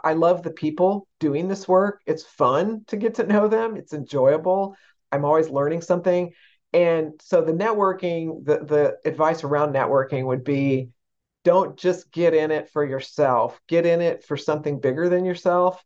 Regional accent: San Antonio, Texas, United States; I grew up in San Antonio, Texas

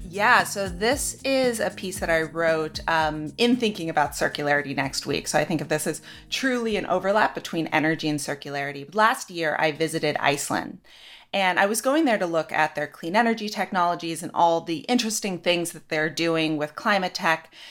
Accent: Ashland, Oregon, United States; moved away; I'm from Southern Oregon, Ashland.

